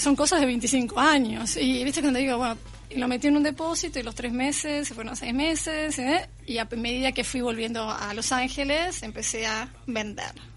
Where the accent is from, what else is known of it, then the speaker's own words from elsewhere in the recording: Uruguay; moved away; soy uruguaya